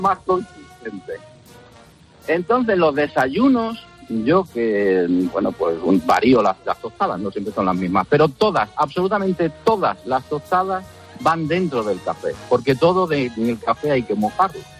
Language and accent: Spanish; a village of Valladolid, Castile and León, Spain; yo soy de Valladolid, un pueblo de Valladolid